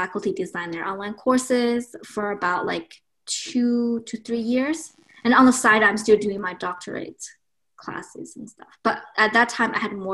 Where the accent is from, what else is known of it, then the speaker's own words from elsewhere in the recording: China; moved away as an adult; also born or lived in Boston, United States; now in Rhode Island, United States; I was born in China and I spent my first 20 some years back in China